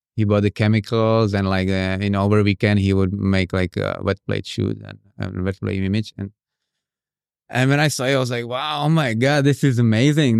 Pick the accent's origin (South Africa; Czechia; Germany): Czechia; Prague; moved away as an adult; now in Indonesia; I'm from Czech Republic